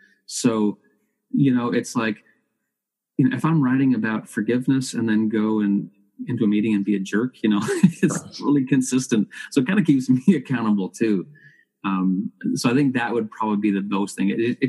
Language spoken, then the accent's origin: English; Canada; Oh, absolutely. Yeah. It's one of our cultural icons that really puts us on the map.